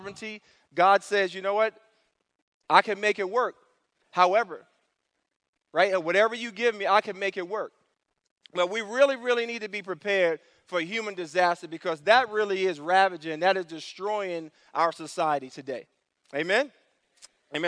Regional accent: New York City, New York, United States; moved away; I grew up in New York City. I grew up in the Bronx, New York

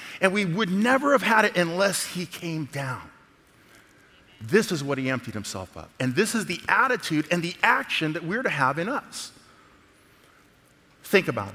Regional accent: Alameda, California, United States; moved away; also born or lived in the South (US); I grew up in San Francisco, actually, in Alameda in the Bay

